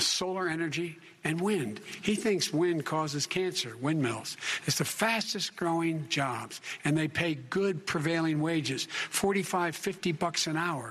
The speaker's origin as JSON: {"language": "English", "town": "Claymont", "region": "Delaware", "country": "United States", "tie": "born or raised there", "also_born_or_lived": "Scranton, Pennsylvania"}